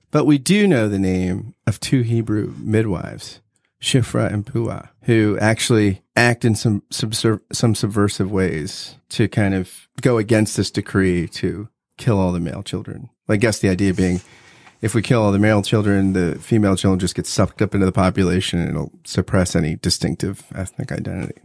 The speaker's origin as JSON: {"language": "English", "region": "New Jersey", "country": "United States", "tie": "born or raised there", "said": "I grew up in South Jersey"}